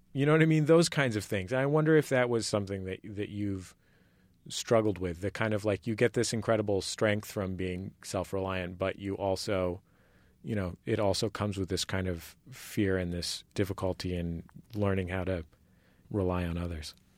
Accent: California, United States; I'm from, I'm from California. I'm not from Vermont.

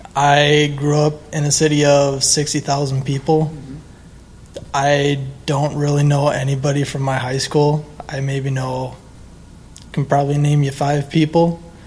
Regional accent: Burnsville, Minnesota, United States; I'm from Burnsville, Minnesota.

